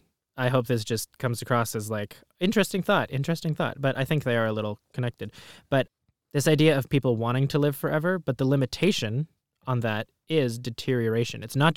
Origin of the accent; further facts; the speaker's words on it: Palestine; just from growing up in Palestine and just the way that my family lived in the Middle East